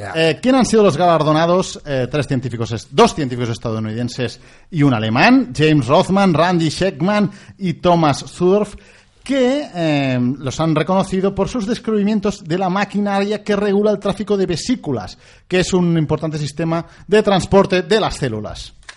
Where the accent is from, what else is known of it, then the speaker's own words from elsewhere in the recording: Catalonia, Spain; accent: Catalan; tenemos un poco de acento catalán